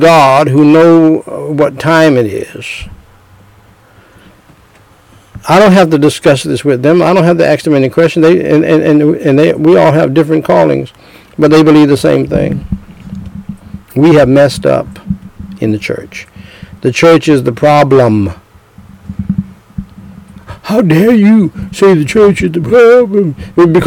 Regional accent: James City, United States; I'm from James City, from the dirt roads of James City

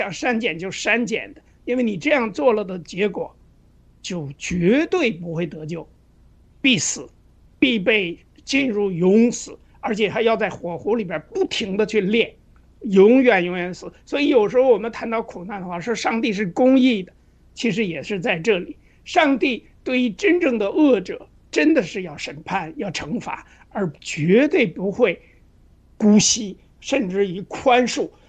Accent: China; 就是我们中国人，我觉着有一个很共性的一个东西，

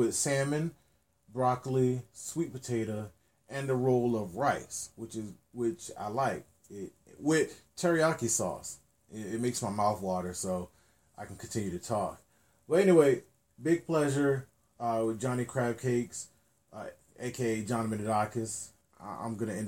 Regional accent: Norfolk, Virginia, United States; where I grew up in Norfolk, Virginia

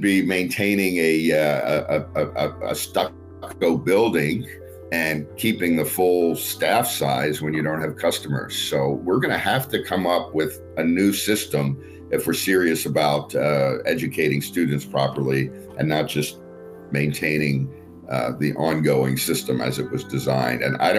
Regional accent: California, United States; So I'm not one of these folks who's bashing on my home state and encouraging people to leave.

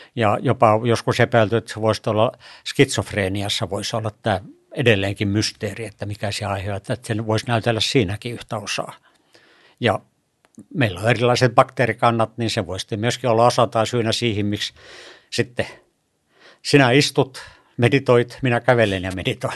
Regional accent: Kemi and Sodankylä, Lapland, Finland; moved away as an adult; also born or lived in Turku, Finland; mä tulin tuolta pohjoisesta Kemistä ja Sodankylästä

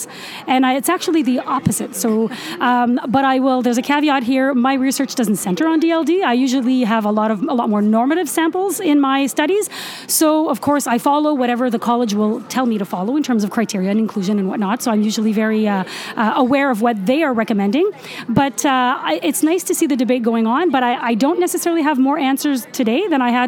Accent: Ontario, Canada; I'm from Ontario, Canada

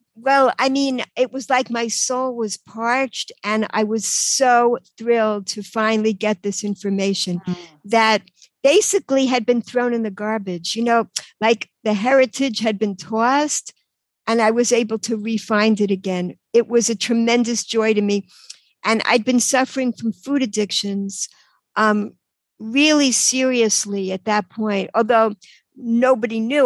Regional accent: New York, United States; accent: New York; moved away as an adult; also born or lived in Cambridge, Massachusetts / Israel; now in Baltimore, United States; In New York, you could probably tell from my accent. So, um, till I was 18, I was in New York um, in this little apartment in Queens

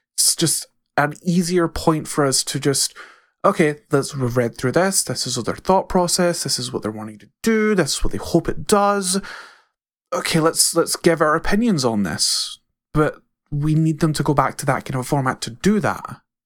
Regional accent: Scotland, United Kingdom; I'm Scottish, but I would consider myself completely different from other people in Scotland

